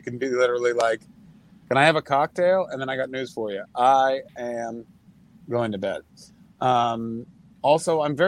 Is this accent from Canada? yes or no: yes; Canada; I'm also Canadian.